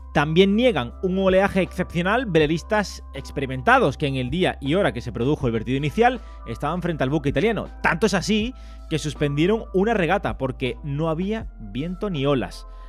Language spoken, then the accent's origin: Spanish; Andalusia, Spain; aquí en mi tierra